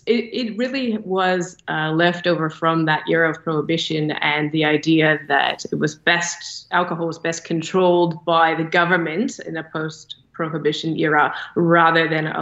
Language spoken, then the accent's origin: English; Toronto, Ontario, Canada; accent: Toronto twang; now in Australia; I grew up in Toronto, so if I return there, my Toronto twang also comes back.